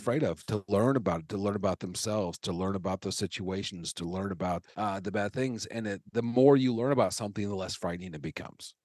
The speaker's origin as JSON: {"language": "English", "town": "Omaha", "region": "Nebraska", "country": "United States", "also_born_or_lived": "Chicago / Los Angeles", "moved": "as an adult", "said": "I'm from Omaha. I lived in Chicago and Los Angeles for a while. I moved back here a couple years ago."}